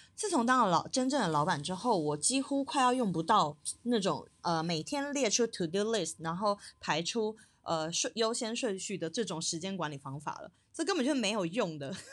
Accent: Taiwan; moved away as an adult; now in China; 我在大陆创业，并且我是台湾人的身份

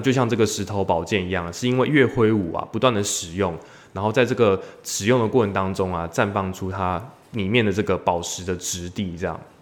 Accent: Tainan, Taiwan; 当时自己的姐姐，因为考上大学从台南呢嗯去台嗯嗯中这个读大学

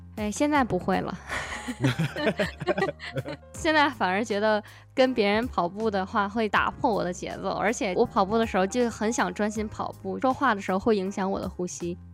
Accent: China; now in United States; 我一个中国人

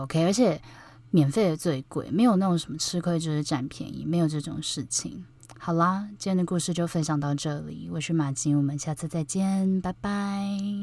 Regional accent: Taipei, Taiwan; 因为我是台北人嘛，就我觉得台北很小

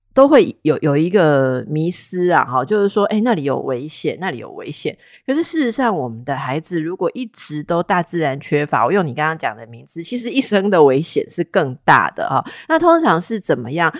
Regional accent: Taipei, Taiwan; 那是我的故乡啦哈。我当小孩的时候，大概一个礼拜有五次吧会吃圆环的东西

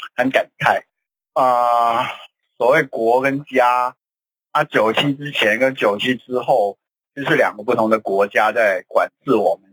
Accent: Hong Kong; 对我们香港人来说

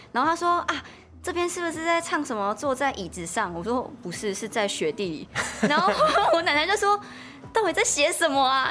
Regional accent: Miaoli County, Taiwan; 是苗栗国的客家庄

